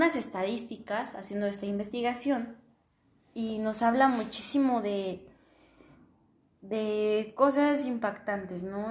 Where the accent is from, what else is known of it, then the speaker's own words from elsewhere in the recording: Mexico; en mi país, que es México